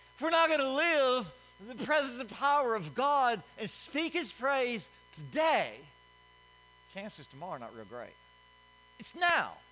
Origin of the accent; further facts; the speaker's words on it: Alabama, United States; I'm from Alabama